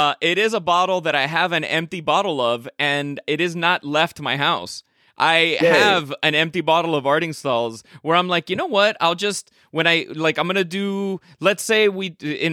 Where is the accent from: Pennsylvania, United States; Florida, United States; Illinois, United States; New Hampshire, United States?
Florida, United States; Miami Beach; moved away; it's in my hometown. And it's a place called Bodega in South Beach